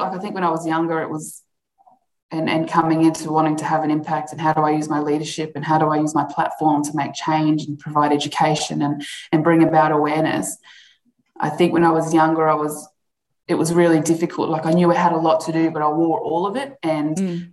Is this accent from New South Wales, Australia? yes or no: no; Alice Springs, Northern Territory, Australia; growing up in Alice Springs